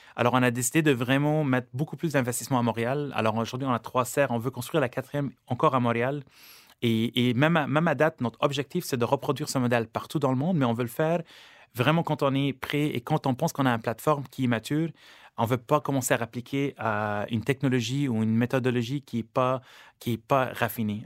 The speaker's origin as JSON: {"language": "French", "country": "Lebanon", "tie": "born or raised there", "moved": "yes", "lives_now": "Canada"}